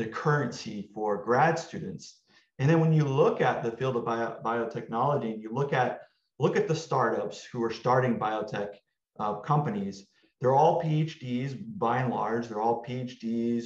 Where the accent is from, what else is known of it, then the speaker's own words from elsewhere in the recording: Texas, United States; moved away as an adult; now in Los Angeles, United States; I came from Texas. I grew up there